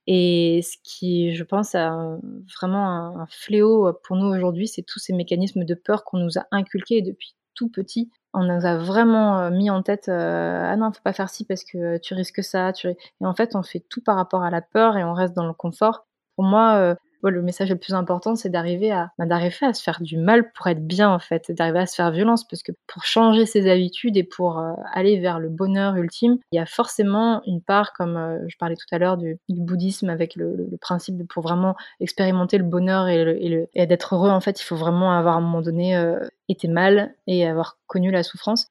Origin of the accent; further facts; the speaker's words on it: Strasbourg, Grand Est, France; moved away; je suis originaire de Strasbourg